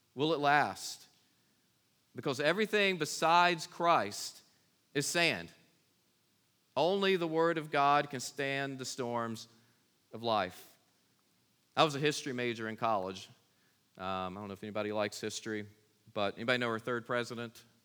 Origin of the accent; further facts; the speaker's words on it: Kings Mountain, North Carolina, United States; I was born in Kings Mountain, North Carolina